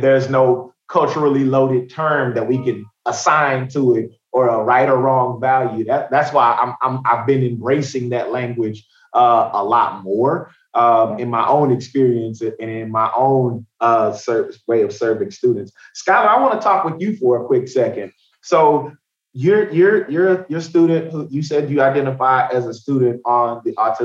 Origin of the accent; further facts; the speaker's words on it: Tyler, Texas, United States; now in Austin, United States; I'm from Tyler. So I grew up about 4 hours from here